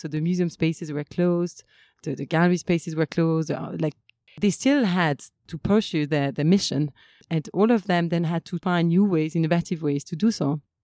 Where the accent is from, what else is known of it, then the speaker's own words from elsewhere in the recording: Limoges, Nouvelle-Aquitaine, France; moved away; also born or lived in Paris / Kenya; I was born in Limoges and I was like mostly raised there until I um, went to like boarding school and then and then study